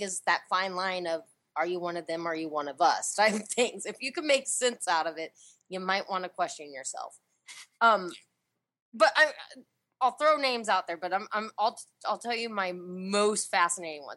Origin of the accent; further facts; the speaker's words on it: Puget Sound, Washington, United States; I'm from the Puget Sound